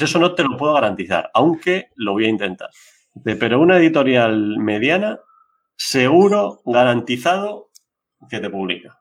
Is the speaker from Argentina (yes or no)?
no; Biscay, Basque Country, Spain; mi pueblo, allí en Vizcaya